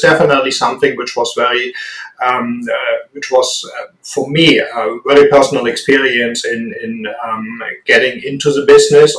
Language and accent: English; Germany; accent: strong German; English is a second language; also born or lived in United States; I very successfully failed getting rid of my strong German accent